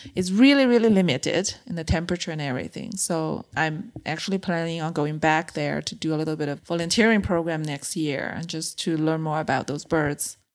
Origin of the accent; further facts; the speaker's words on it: China; moved away as an adult; also born or lived in Beijing; I grew up in a mid-size city in China